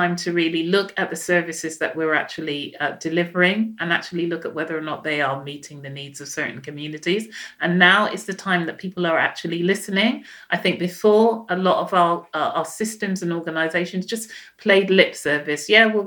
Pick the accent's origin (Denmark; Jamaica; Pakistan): Jamaica; now in United Kingdom; I'm Jamaican